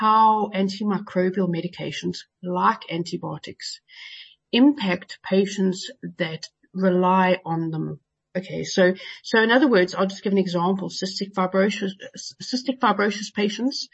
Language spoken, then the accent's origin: English; Johannesburg, Gauteng, South Africa; now in United Kingdom; I live in the UK at the moment, even though I came from Joburg originally